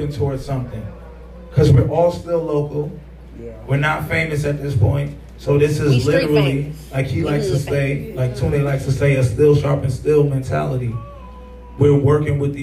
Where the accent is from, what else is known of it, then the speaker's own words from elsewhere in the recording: New York City, New York, United States; moved away as an adult; now in Chicago, United States; we grew up in the same, like, you know, same environment in Coney Island